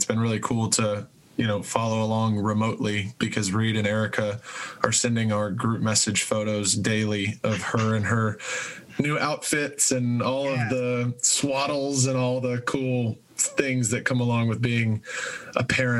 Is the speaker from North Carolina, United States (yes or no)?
no; Buford, Georgia, United States; we're from Georgia.